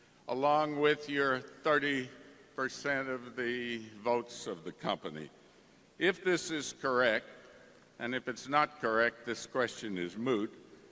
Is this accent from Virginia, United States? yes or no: no; Houston, Texas, United States; Good morning. … from Houston, Texas.